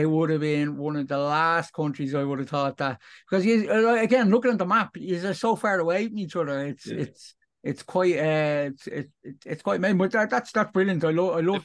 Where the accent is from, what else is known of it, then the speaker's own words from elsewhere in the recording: Ireland; I'm from Ireland, Europe